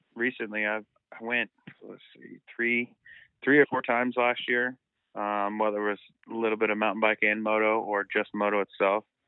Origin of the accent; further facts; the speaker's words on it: Southern California, United States; We're both from SoCal.